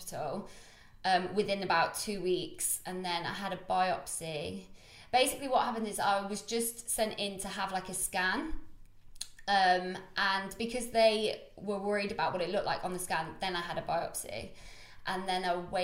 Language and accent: English; Coventry, West Midlands, United Kingdom; moved away as an adult; now in London, United Kingdom; I'm not going to come back to Cov for a while.